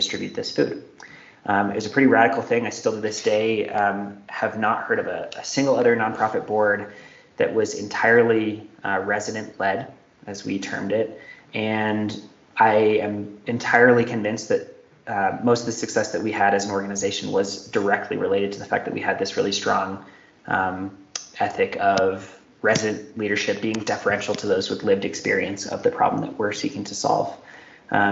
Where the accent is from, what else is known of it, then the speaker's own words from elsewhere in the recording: Denver, Colorado, United States; my hometown of Denver, Colorado